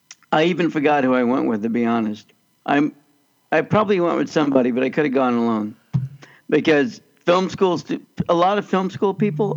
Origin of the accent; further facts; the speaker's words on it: Kansas, United States; moved away; also born or lived in Los Angeles; even though I grew up in Kansas.